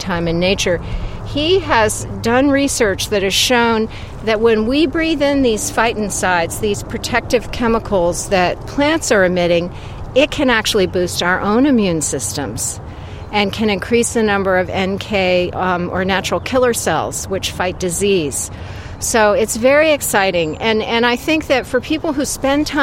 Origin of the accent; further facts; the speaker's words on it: Vermont, United States; as a little child growing up in Vermont